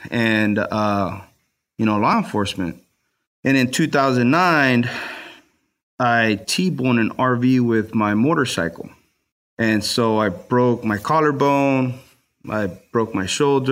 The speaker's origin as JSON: {"language": "English", "town": "Los Angeles", "region": "California", "country": "United States", "tie": "born or raised there", "said": "I grew up in Watts, so it was a really bad area."}